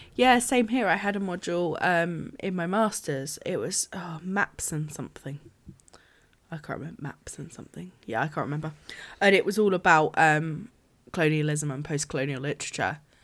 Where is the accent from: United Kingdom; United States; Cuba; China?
United Kingdom; as a British person